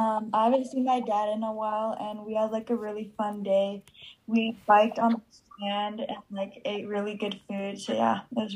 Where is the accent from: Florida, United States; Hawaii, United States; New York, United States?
Hawaii, United States; moved away; Hawaii because I grew up there and a bunch of my family is still there.